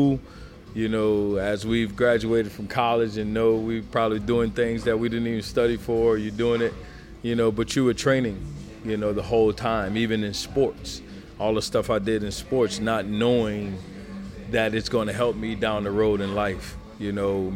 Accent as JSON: {"language": "English", "town": "Metairie", "region": "Louisiana", "country": "United States", "tie": "born or raised there", "also_born_or_lived": "Miami / Baltimore", "moved": "as an adult", "said": "I grew up in a small town on the west side of New Orleans called Metairie, Shrewsbury, Louisiana"}